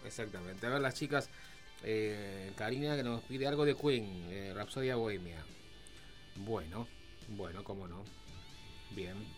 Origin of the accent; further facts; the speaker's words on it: Argentina; los argentinos somos